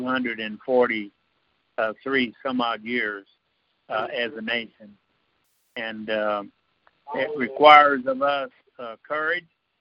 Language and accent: English; United States; I was born and raised in a country like this